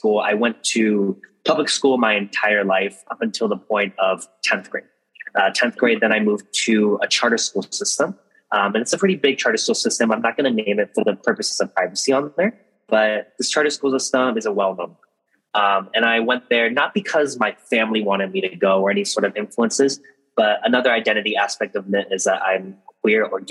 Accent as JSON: {"language": "English", "town": "San Leandro", "region": "California", "country": "United States", "tie": "born or raised there", "also_born_or_lived": "San Diego", "said": "I grew up in the Bay Area, specifically a small city named San Leandro"}